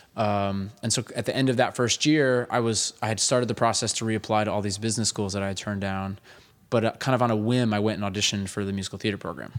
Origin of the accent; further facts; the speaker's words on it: Hudson Valley, New York, United States; I grew up up in the Hudson Valley